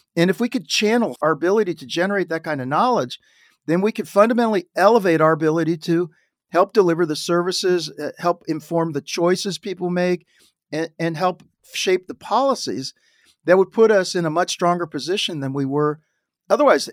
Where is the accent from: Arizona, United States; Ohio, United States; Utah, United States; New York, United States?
Ohio, United States; Dayton; moved away; I grew up in Dayton, Ohio, it was a great place